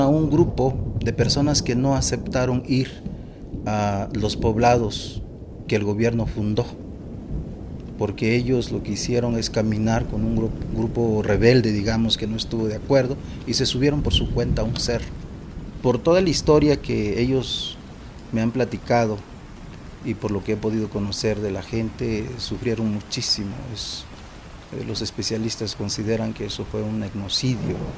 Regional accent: San Miguel Soyaltepec, Oaxaca, Mexico; Soy del municipio de San Miguel Soyaltepec

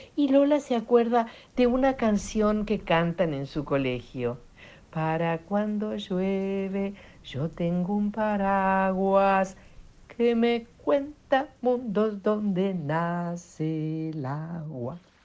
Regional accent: Italy; now in Argentina; nací en Italia.

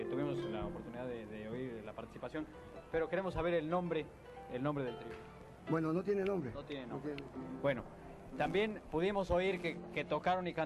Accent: Tlacotalpan, Veracruz, Mexico; Claro que, soy tlacotalpeño.

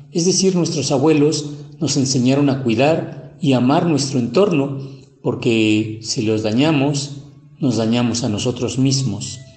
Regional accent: San Felipe Otlaltepec, Puebla, Mexico; Soy originario de San Felipe Tlaltepec, Tepeji de Rodríguez Puebla. Además del español, hablo ngiwa y náhuatl.

